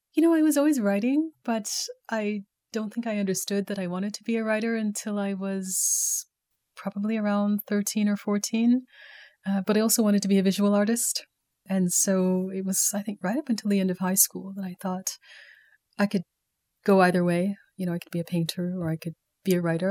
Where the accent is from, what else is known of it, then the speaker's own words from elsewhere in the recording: Calgary, Alberta, Canada; moved away as an adult; also born or lived in Baltimore; growing up in Calgary in the eighties, it wasn't the most progressive place.